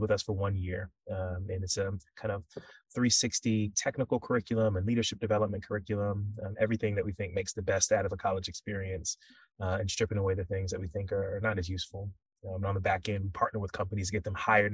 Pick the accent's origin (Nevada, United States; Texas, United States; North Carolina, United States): North Carolina, United States; Raleigh; moved away as an adult; also born or lived in Nigeria / Louisiana; now in New York, United States; born and raised in Raleigh, North Carolina